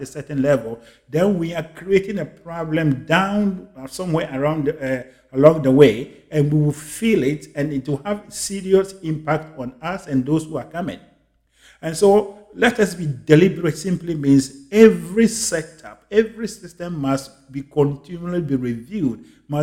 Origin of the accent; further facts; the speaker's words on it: Ghana; my home country, Ghana